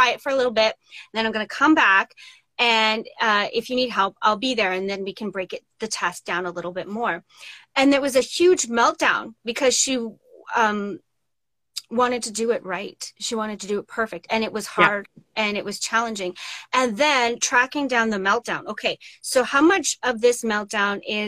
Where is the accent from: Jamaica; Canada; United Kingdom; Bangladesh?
Canada; Saskatchewan; I grew up in Saskatchewan